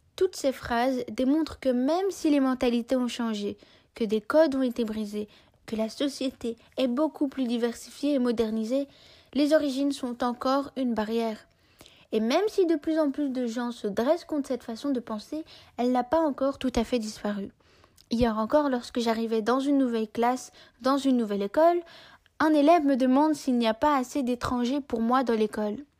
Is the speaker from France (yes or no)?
no; Belgium; je suis née en Europe, j'y ai étudié, grandi, et je l'aime